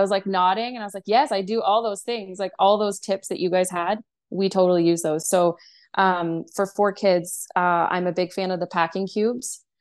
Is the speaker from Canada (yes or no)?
yes; Canada; we're from Canada